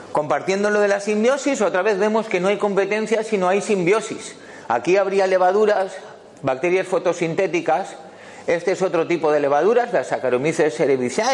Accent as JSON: {"language": "Spanish", "town": "Valencia", "region": "Valencian Community", "country": "Spain", "said": "yo vengo de Valencia"}